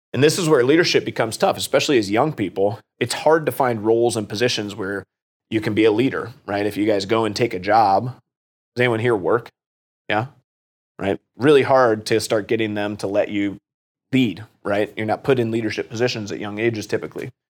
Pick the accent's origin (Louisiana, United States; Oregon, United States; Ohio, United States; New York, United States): Ohio, United States; Worthington; also born or lived in Washington, D.C.; I went off to OU after graduating from Kilbourne. I'm from Worthington